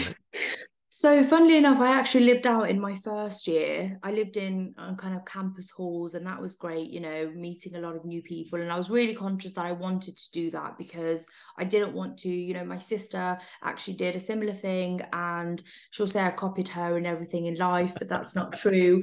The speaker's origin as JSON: {"language": "English", "town": "Coventry", "region": "West Midlands", "country": "United Kingdom", "tie": "born or raised there", "also_born_or_lived": "London", "moved": "as an adult", "said": "I grew up in Coventry and I went to Warwick University"}